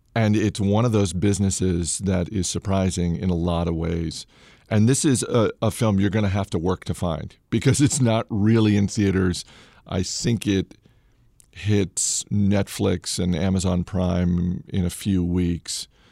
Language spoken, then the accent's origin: English; Maine, United States; now in Alexandria, United States; I grew up in Maine